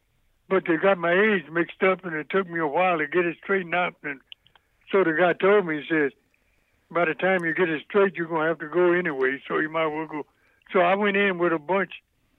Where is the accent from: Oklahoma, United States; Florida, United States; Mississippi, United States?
Mississippi, United States; Louisville; Raised in Louisville, Mississippi, in a little place called, I lived in the country, about 16 miles from Louisville, Mississippi, mm-hmm. on the farm.